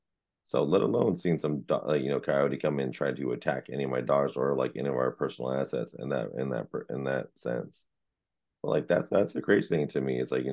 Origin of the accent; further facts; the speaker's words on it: San Jose, California, United States; I'm a city boy. I was raised in Eastside San Jose